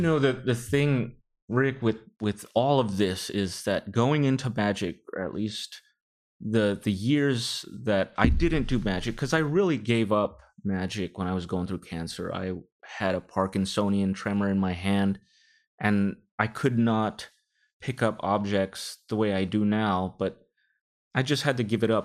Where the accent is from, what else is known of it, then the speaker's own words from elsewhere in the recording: Rodeo, California, United States; my family is from the Philippines, but I grew up in the Bay Area all my life in a small town called Rodeo